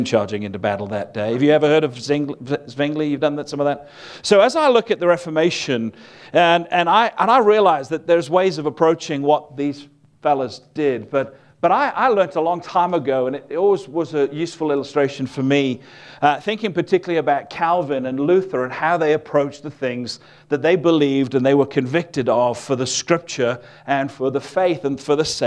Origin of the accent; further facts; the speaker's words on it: Wales, United Kingdom; I'm from a place called Wales, which is part of the United Kingdom